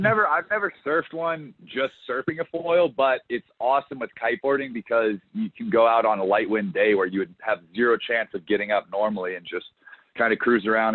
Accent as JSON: {"language": "English", "region": "Colorado", "country": "United States", "tie": "born or raised there", "also_born_or_lived": "Charleston, South Carolina", "moved": "as an adult", "said": "I grew up in Colorado where there was zero surfing"}